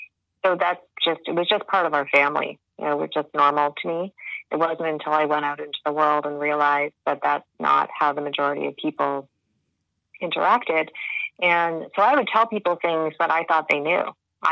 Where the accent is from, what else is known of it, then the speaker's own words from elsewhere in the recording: Canada; accent: Canadian; But you will hear my Canadian accent for sure.